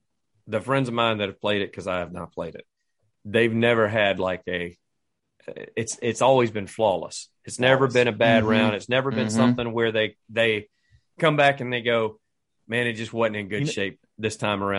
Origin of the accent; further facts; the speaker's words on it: United States; I'm still an American.